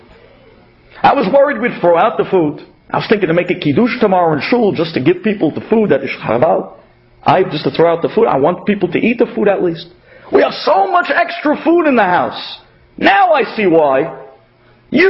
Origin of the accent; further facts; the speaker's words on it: New York City, New York, United States; accent: Brooklyn; moved away; also born or lived in Israel; my Brooklyn accent